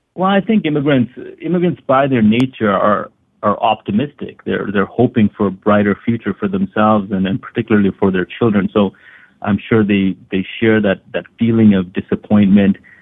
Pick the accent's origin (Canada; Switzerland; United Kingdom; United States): Canada; also born or lived in Hamilton, Ontario; I was born in Canada. I was born in Hamilton, Ontario. I grew up in in a small coal mining town